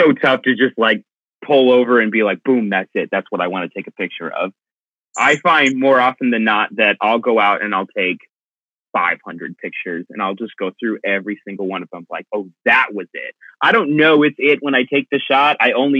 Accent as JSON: {"language": "English", "town": "Cupertino", "region": "California", "country": "United States", "tie": "born there", "also_born_or_lived": "Oregon / Connecticut / Middle East", "said": "I was born in Cupertino, lived in Oregon for quite some time, Connecticut for a while. I lived in the Middle East for 2 years."}